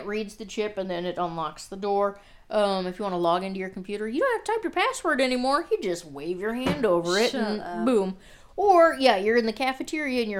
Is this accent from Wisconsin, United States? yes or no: yes; River Falls, Wisconsin, United States; in my hometown, or Root Falls, which is not that big.